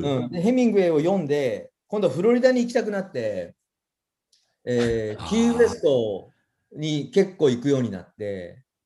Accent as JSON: {"language": "Japanese", "town": "Sasebo", "region": "Nagasaki", "country": "Japan", "tie": "born or raised there", "moved": "yes", "lives_now": "Aichi, Japan", "said": "あの長崎県の佐世保で生まれて"}